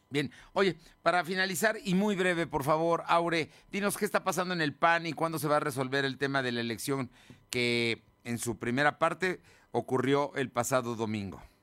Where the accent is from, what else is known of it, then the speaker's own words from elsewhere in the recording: San Andrés Cholula, Puebla, Mexico; soy vecino de San Andrés Cholula